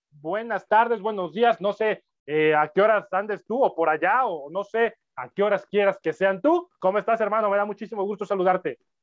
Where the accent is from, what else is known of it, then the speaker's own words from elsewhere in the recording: Puebla, Mexico; Yo soy de Puebla